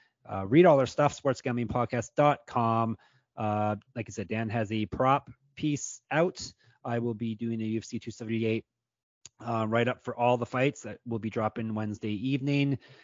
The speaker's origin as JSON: {"language": "English", "country": "Canada", "said": "I see I'm Canadian. I don't know all the cities in Georgia"}